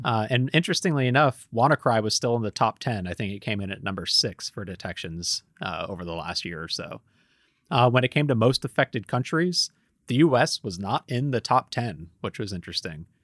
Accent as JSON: {"language": "English", "country": "United States", "said": "I'm an American"}